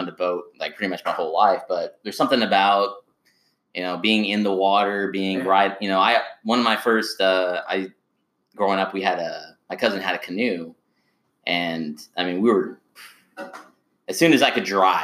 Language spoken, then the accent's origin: English; New Braunfels, Texas, United States; growing up in New Braunfels